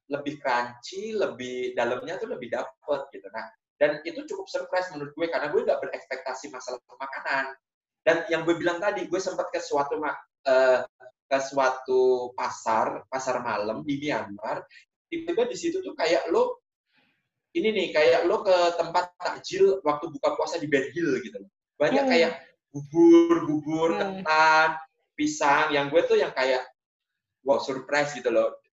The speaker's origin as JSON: {"language": "Indonesian", "country": "Indonesia", "tie": "born there", "said": "karena gue lahir di Indonesia"}